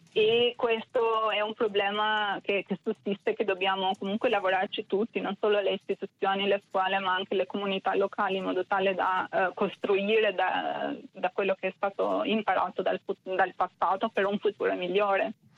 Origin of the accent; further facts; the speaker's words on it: Albania; now in Italy; Essendo io personalmente immigrata in Italia, è più facile ora rispetto a vent'anni dire che sono albanese